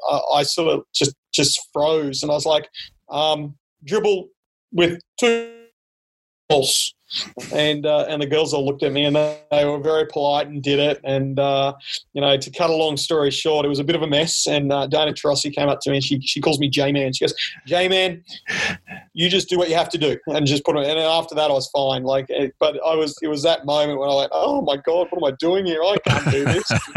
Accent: Brisbane, Queensland, Australia; moved away as an adult; also born or lived in Bundaberg; now in Pullman, United States; I'm from Brisbane

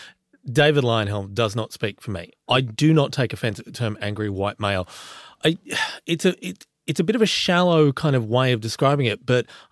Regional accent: Australia; I was born in a very small country town.

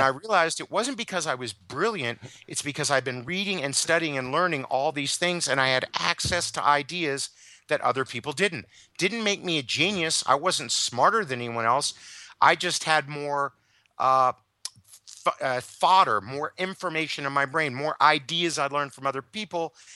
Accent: United States; as an American

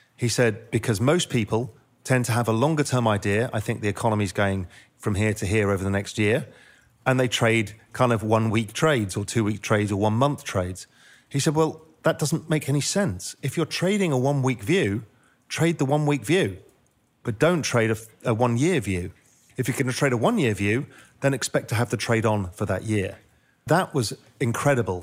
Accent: England, United Kingdom; also born or lived in India / Spain; now in Cayman Islands; I'm half Indian, half Dutch, grew up in England, lived in India for a bit, lived in Spain for ten years, and now live in the Cayman Islands

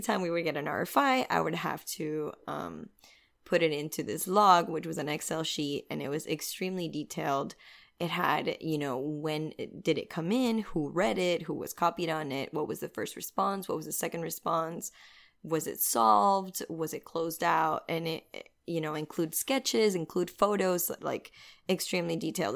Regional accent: Venezuela; moved away as an adult; now in Miami, United States; I'm originally from Venezuela. I've been living in Miami for about eight years.

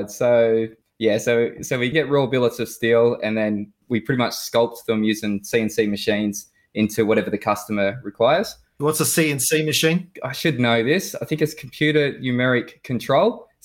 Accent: Newcastle, New South Wales, Australia; now in Perth, Australia; Uh, so Newcastle, New South Wales

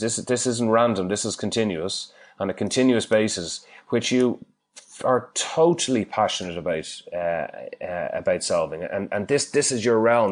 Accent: Ireland; accent: Irish; moved away as an adult; now in Perth, Australia; I'm Irish from my accent

